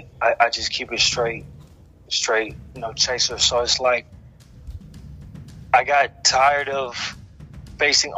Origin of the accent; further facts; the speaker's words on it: Los Angeles, California, United States; also born or lived in Texas; I was born in Texas, but I've been in Los Angeles on and off my whole life